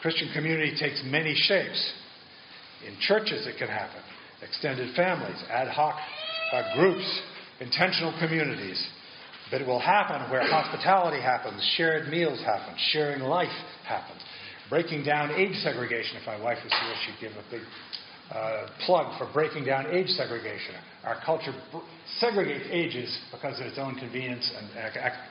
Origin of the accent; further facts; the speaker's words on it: Massachusetts, United States; I come from Massachusetts